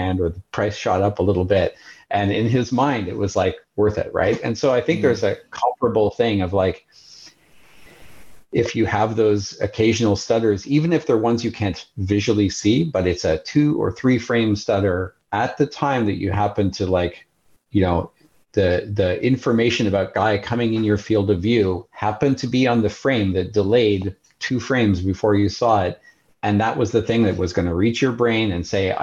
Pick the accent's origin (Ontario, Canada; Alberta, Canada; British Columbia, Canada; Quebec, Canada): Quebec, Canada; Montreal; moved away; I have a good friend, a high school friend that I grew up with back in Montreal